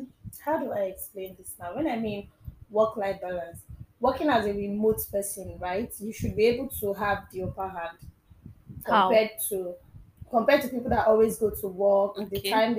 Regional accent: Rivers State, Nigeria; I'm from Rivers State.

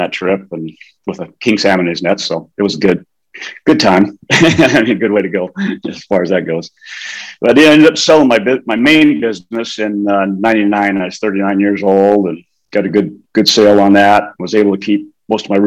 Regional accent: Anchorage, Alaska, United States; I was born in Anchorage, Alaska

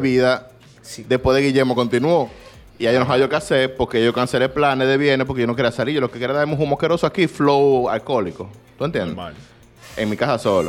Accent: Dominican Republic; yo soy dominicano

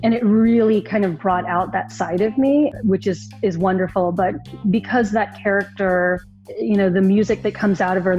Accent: Lubbock, Texas, United States; growing up in Lubbock, Texas

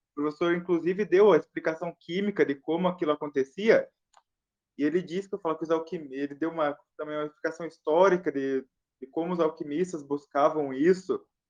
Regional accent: the South, southern Brazil, Brazil; eu sou do Sul

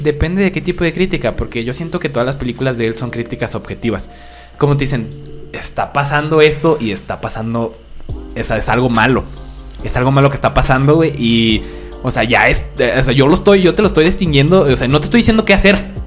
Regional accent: Mexico

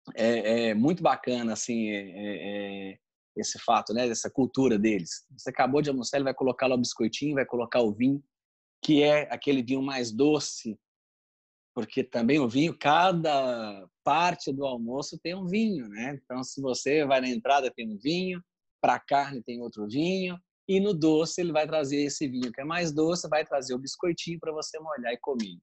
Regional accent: Brazil; moved away as an adult; now in Rome, Italy; eu saí do Brasil. E quando eu saí, eu saí muito jovem

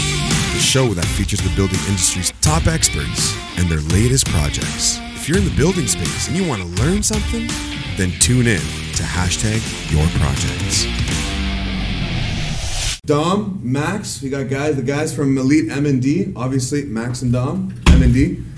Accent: Windsor, Ontario, Canada; I came from Windsor, Ontario, or Ontarible.

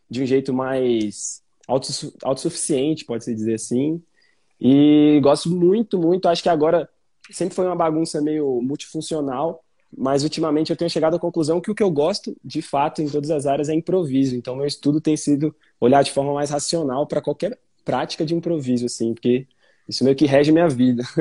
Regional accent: Brasília, Federal District, Brazil; Enfim, sou de Brasília, eu pesquiso, estudo

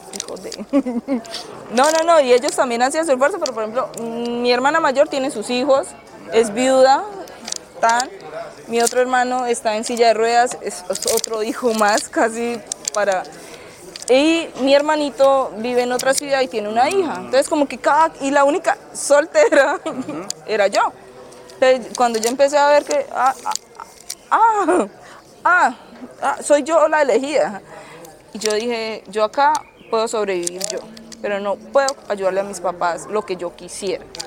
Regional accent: Cúcuta, Norte de Santander, Colombia; moved away as an adult; also born or lived in Lugo, Spain; now in Murcia, Spain; Yo soy de Cúcuta

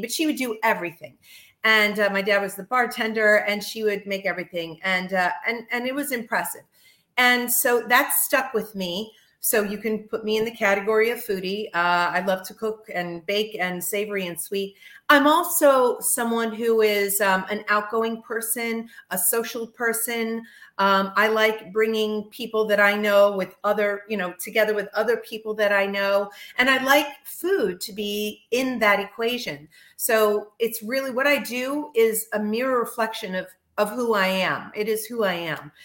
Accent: Miami Beach, Florida, United States; moved away as an adult; now in Northeast, United States; I'm born and raised in Miami Beach, Florida

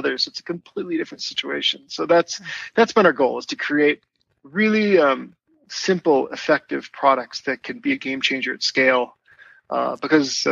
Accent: Wisconsin, United States; moved away; also born or lived in Minneapolis; I grew up in Wisconsin on a dairy farm

